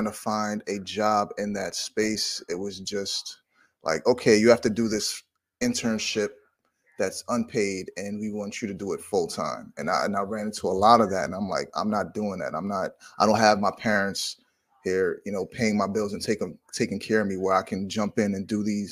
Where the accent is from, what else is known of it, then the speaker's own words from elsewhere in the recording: New York City, New York, United States; also born or lived in South Carolina; I'm from New York City, New York, born in Manhattan, raised in Brooklyn, currently live in Brooklyn